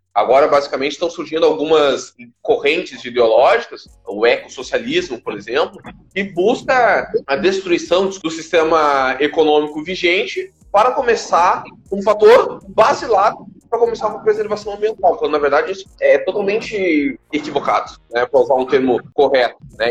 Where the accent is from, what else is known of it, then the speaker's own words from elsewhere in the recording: Porto Alegre, Rio Grande do Sul, Brazil; Sou de Porto Alegre